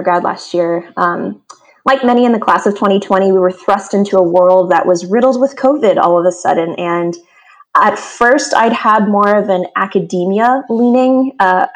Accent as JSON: {"language": "English", "town": "Washington", "region": "District of Columbia", "country": "United States", "tie": "born or raised there", "also_born_or_lived": "New York", "said": "My family, we are culturally and genealogically, we are from the DC area. We still are there today. So I grew up in the East Coast sort of climate"}